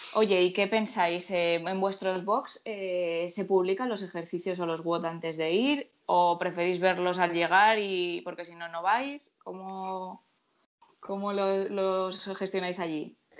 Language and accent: Spanish; Murcia, Region of Murcia, Spain; Yo soy de Murcia